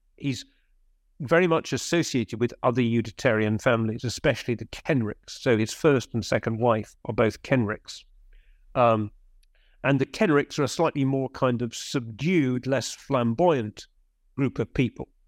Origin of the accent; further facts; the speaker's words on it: Birmingham, West Midlands, United Kingdom; accent: middle class; moved away; I grew up in Birmingham. I mean, I'm from Birmingham